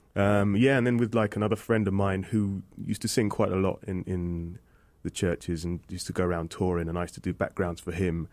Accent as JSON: {"language": "English", "town": "Aldershot", "region": "South East England", "country": "United Kingdom", "tie": "born or raised there", "accent": "British", "said": "people know London more than Aldershot, which is an army town, and it's about 20 miles away"}